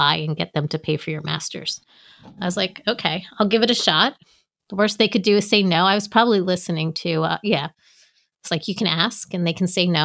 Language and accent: English; United States; moved away as an adult; now in Maryland, United States; I'm from New York, New Jersey